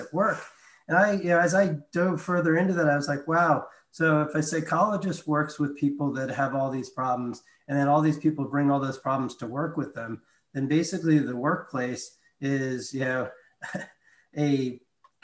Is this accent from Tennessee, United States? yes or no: no; New York City, New York, United States; moved away as an adult; now in Charlotte, United States; I grew up in New York City